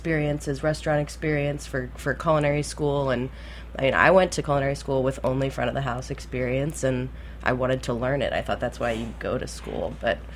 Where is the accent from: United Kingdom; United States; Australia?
United States; Key West, Florida; I grew up in Key West